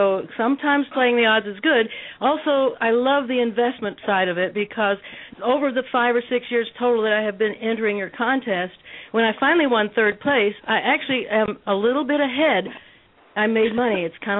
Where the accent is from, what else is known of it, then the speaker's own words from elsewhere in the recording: Kentucky, United States; I grew up in Kentucky with the Kentucky Derby